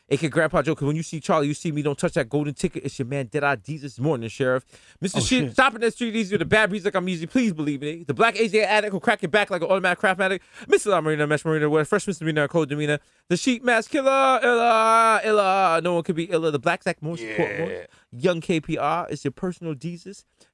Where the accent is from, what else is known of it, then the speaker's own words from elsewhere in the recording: Brixton, London, United Kingdom; I'm from Brixton, bro. I'm from Brixton, mate.